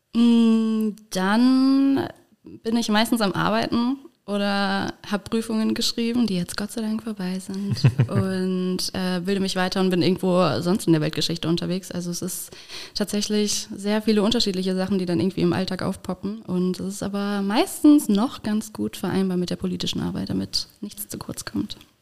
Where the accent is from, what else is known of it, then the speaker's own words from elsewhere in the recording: Saarland, Germany; now in Koblenz, Germany; Ich komme aus dem Saarland, ich bin gar kein Moselkind. Ich bin Saarkind.